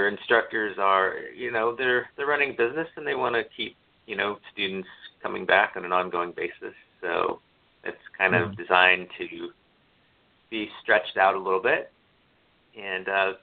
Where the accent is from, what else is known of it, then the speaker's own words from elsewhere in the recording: Phoenix, Arizona, United States; I grew up in Phoenix, Arizona